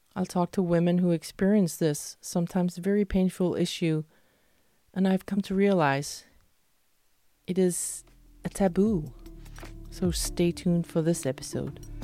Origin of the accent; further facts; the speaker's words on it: Denmark; also born or lived in Malmö, Sweden; what I grew up with in Denmark